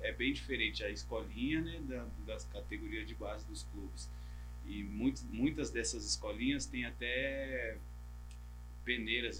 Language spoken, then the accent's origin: Portuguese; Taboão da Serra, São Paulo, Brazil; moved away as an adult; also born or lived in Vietnam; now in Malaysia; eu sou daqui do Taboão da Serra, que tá próximo